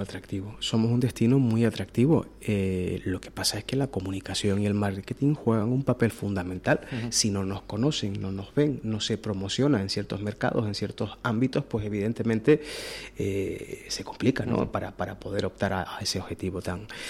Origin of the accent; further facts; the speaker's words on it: Canary Islands, Spain; como canarios